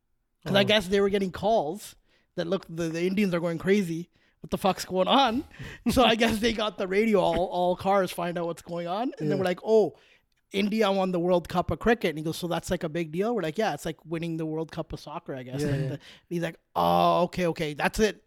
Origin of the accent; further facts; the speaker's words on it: Canada; I was Canadian